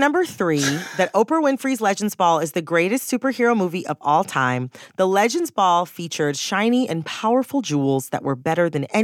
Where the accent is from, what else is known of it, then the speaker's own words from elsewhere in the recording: Detroit, Michigan, United States; I'm from the Detroit area